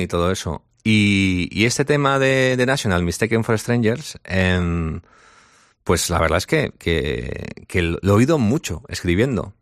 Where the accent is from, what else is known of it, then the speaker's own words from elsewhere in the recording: San Sebastián, Basque Country, Spain; soy de Donosti